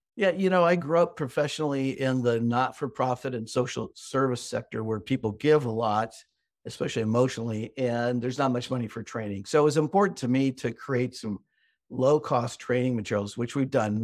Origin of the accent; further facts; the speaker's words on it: Midwest, United States; I'm American and grew up in the Midwest, the United States